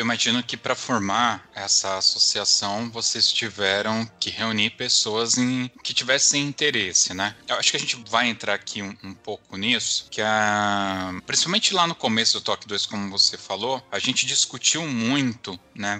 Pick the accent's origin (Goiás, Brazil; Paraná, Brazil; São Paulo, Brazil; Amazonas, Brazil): São Paulo, Brazil; nós que somos de São Paulo